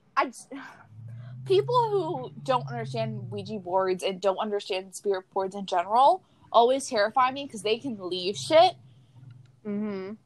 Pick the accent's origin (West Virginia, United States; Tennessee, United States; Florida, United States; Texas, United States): Florida, United States; I grew up in Florida